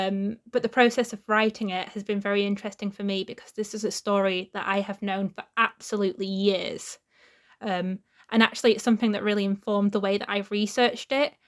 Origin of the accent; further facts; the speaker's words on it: Wakefield, Yorkshire and the Humber, United Kingdom; I'm from Wakefield